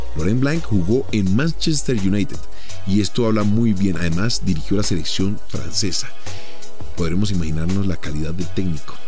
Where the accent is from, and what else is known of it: Colombia